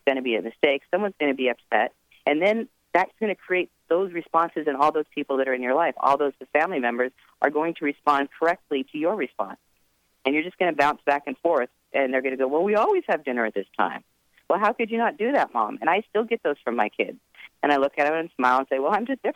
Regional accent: Edmonds, Washington, United States; now in Marin County, United States; I grew up in Edmonds, Washington, in the suburbs

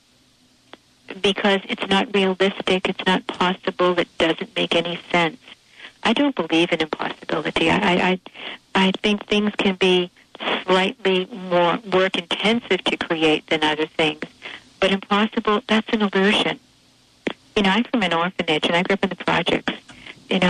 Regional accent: Boston, Massachusetts, United States; I'm from South Boston, Massachusetts

